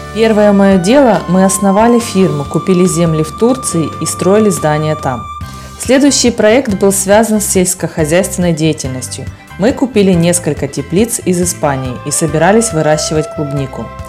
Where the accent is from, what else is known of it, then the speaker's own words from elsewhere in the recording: Dublin, Ireland; also born or lived in Germany; now in Panama; вырос в Дублине, в маленьком городке